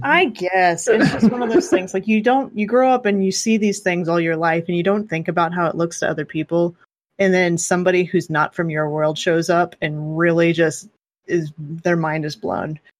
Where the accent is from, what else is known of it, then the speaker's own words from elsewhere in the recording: South West Kansas, United States; I grew up in South West Kansas